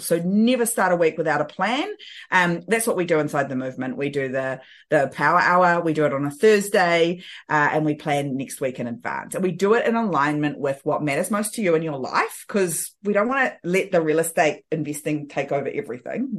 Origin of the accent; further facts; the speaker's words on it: New Zealand; I'm from New Zealand and I live in the beautiful Bay of Islands